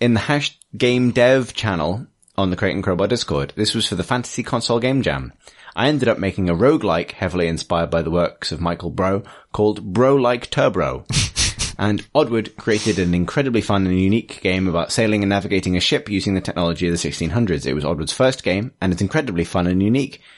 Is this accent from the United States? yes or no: no; England, United Kingdom; I'm sensitive to it as an English person